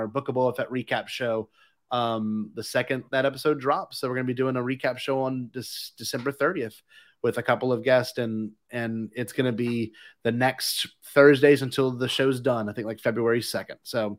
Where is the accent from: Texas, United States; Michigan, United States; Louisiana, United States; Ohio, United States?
Louisiana, United States; I know I'm from Louisiana and I'm used to Mardi Gras, but this is a different version of Mardi Gras.